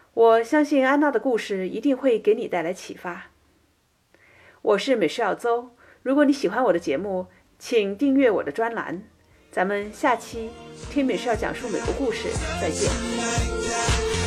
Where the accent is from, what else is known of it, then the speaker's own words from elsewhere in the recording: China; now in United States; 我们从大陆来的人